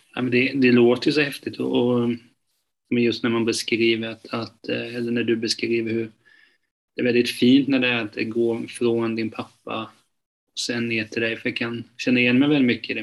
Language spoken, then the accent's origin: Swedish; Hultsfred, Kalmar County, Sweden; now in Kalmar, Sweden; jag är uppväxt eh, utanför Hultsfred